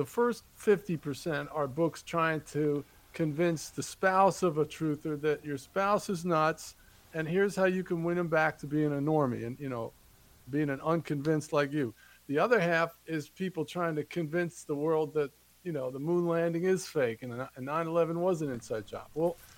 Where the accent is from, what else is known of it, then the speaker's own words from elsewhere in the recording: New Jersey, United States; now in North Carolina, United States; I grew up in Jersey